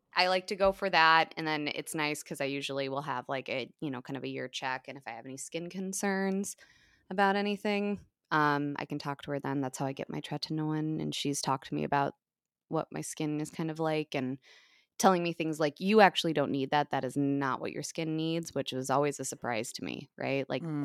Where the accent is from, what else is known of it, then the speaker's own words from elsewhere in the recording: United States; as an American